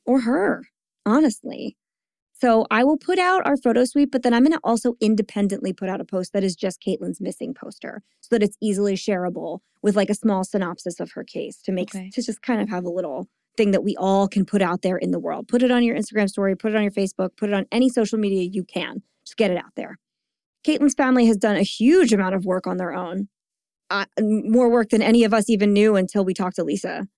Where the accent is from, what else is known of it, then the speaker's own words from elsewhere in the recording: the Jersey Shore, New Jersey, United States; I'm from the shore